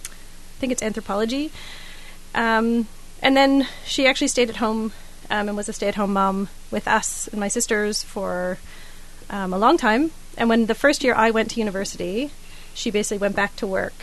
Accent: Mississauga, Ontario, Canada; So I was raised just outside of Toronto in Canada. It's a place called Mississauga

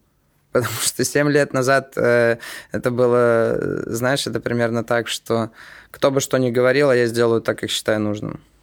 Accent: Estonia; мы же в Питере, и э, мы из Эстонии

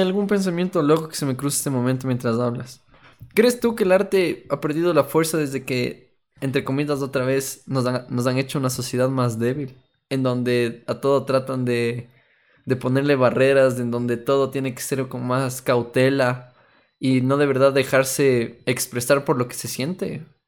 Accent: Ecuador; como nos expresamos aquí como ecuatorianos

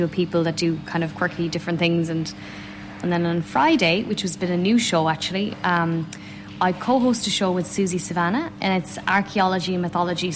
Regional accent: Galway/Roscommon border, Connacht, Ireland; Galway, Roscommon. I'm literally right on the border, Galway and Roscommon

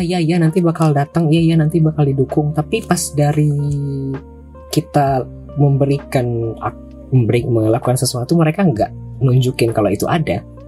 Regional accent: Payakumbuh, West Sumatra, Indonesia; also born or lived in Padang; Kotaku ini Payakumbuh namanya. Tapi dulu aku tinggalnya oh, di iya. Padang. Kemudian pindah.

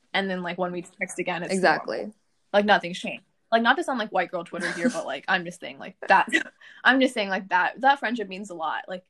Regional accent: Frisco, Texas, United States; moved away; growing up in Frisco

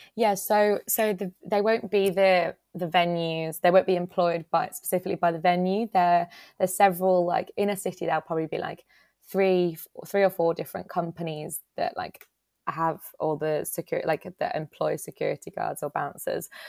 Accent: Dudley, West Midlands, United Kingdom; moved away as an adult; now in Nottingham, United Kingdom; I'm from Dudley, which is, like, near Birmingham

